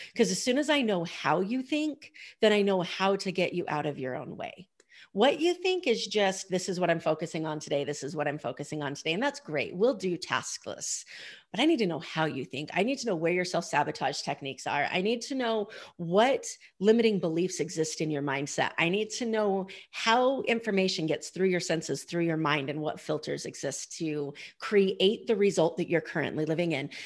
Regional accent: Idaho, United States; I grew up in Idaho

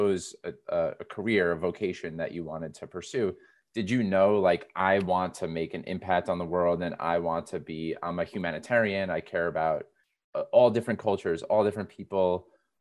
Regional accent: United States; also born or lived in New York City; I live in New York City now, and I grew up outside of New York City

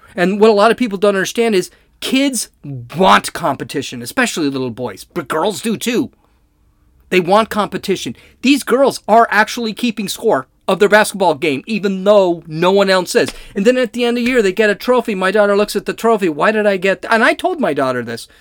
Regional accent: California, United States; I'm from California

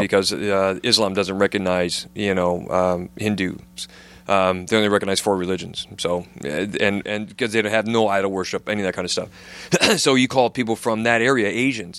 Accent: United States; now in United Kingdom; I'm an American

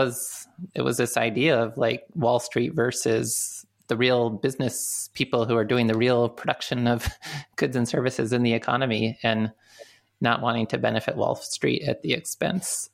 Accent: Midwest, United States; moved away; I'm from the Midwest

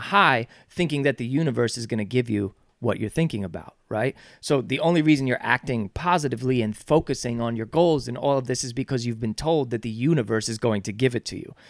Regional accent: Yonkers, New York, United States; We're from Yonkers

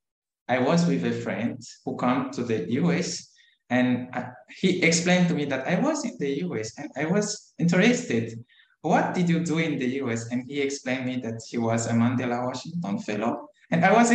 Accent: Madagascar; I'm from Madagascar.

